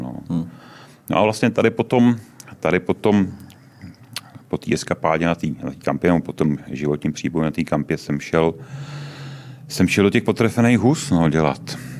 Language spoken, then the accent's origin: Czech; Jaroměř, Hradec Králové Region, Czechia; moved away; also born or lived in Prague; původem ne, původem jsem z Jaroměře, ale v no. Praze, v Praze jsem žil od nějakého 76. 7. roku